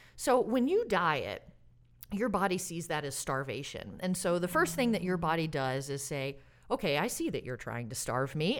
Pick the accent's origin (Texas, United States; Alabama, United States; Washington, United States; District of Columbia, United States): Alabama, United States; also born or lived in Santa Barbara, California / Springfield, Massachusetts; now in Oregon, United States; I grew up in Alabama